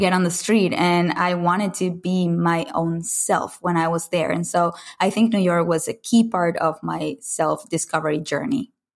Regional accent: Caracas, Capital District, Venezuela; moved away as an adult; I grew up in Caracas, Venezuela, in Latin America

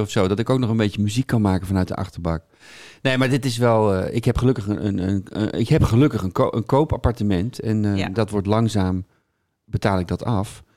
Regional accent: Hilversum, North Holland, Netherlands; also born or lived in Amsterdam; now in Bussum, Netherlands; ik woon in Bussum en ik ben opgegroeid in Hilversum.

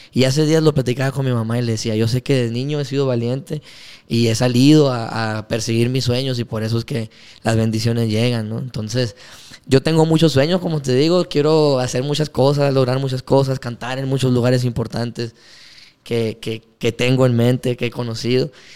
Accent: Ciudad Obregón, Sonora, Mexico; Nosotros decimos somos de Obregón

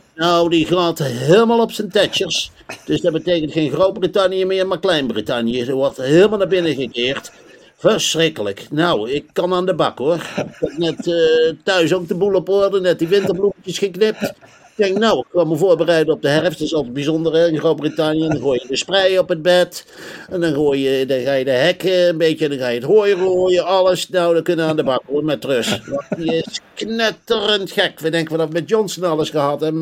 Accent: North Brabant, Netherlands; moved away as an adult; now in United Kingdom; Ik kom oorspronkelijk uit Brabant

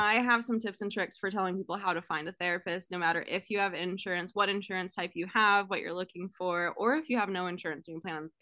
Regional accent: California, United States; now in Oregon, United States; I grew up in California

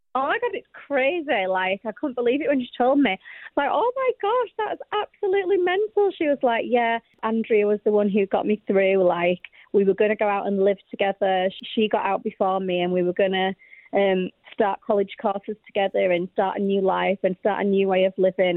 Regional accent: Yorkshire and the Humber, United Kingdom; I came from Yorkshire, which is a million years from London

